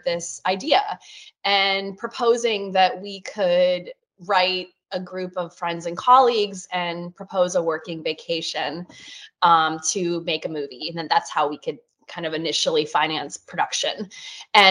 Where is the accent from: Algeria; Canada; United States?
United States; Norfolk, Virginia; moved away as an adult; also born or lived in New York / Los Angeles; I grew up in Norfolk, Virginia